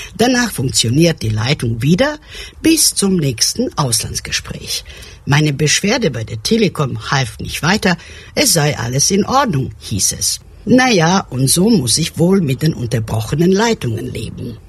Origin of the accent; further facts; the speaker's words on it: Belgrade, Serbia; moved away; also born or lived in Germany; Aufgewachsen bin ich in Belgrad ohne Telefonanschluss